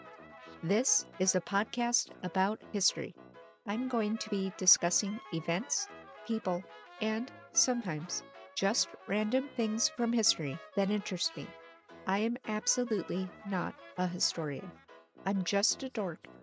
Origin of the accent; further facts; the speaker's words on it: United States; accent: American; I'm American